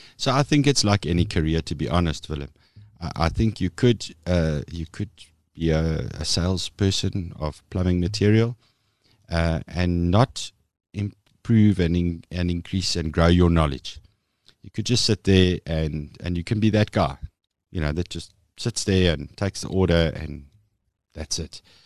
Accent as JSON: {"language": "English", "town": "Meyerton", "region": "Gauteng", "country": "South Africa", "tie": "born or raised there", "said": "So I was born and bred in Meierton, which, for those of you who don't know, it's a little dorpy, uh, sort of eh, nestled between, eh, Vereniging en Alberton in Gauteng"}